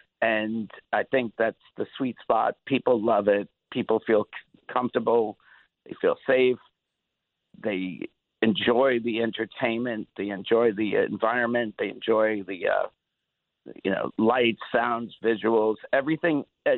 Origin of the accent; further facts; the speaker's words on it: New York, United States; Just because I grew up in New York.